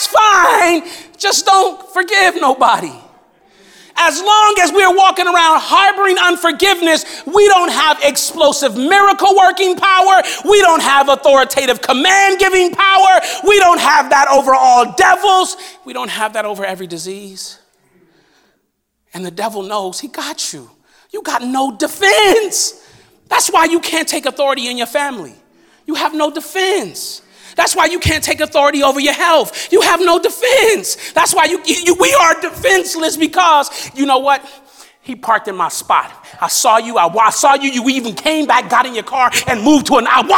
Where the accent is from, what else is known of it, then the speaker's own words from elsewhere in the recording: Los Angeles, California, United States; I grew up in South Central Los Angeles